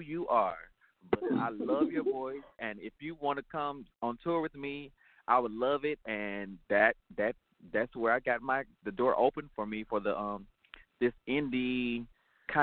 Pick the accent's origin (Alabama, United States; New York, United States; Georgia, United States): Georgia, United States; Atlanta; a native of Atlanta, Georgia, and I'm a proud ATLian.